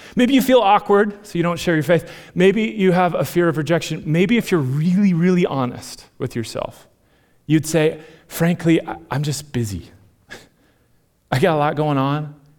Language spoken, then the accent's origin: English; Minnesota, United States; moved away; I'm from Minnesota